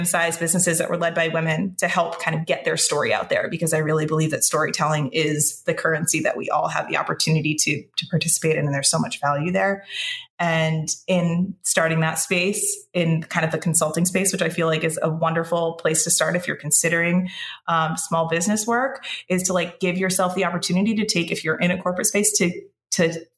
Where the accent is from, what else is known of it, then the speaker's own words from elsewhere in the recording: Connecticut, United States; now in Boston area, United States; I'm originally from Connecticut